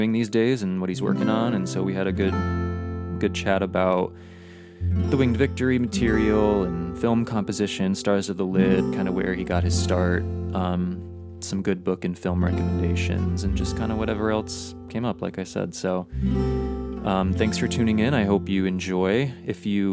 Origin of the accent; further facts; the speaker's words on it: Connecticut, United States; I'm from Connecticut, which is right next to New York.